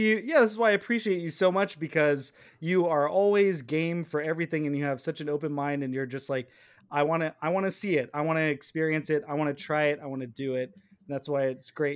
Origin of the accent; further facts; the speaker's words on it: near Vacaville, the Bay Area, California, United States; she's from Vacaville. she's like right by my hometown